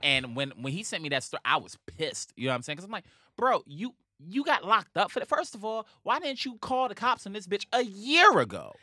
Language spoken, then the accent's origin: English; New York City, New York, United States; I'm from Harlem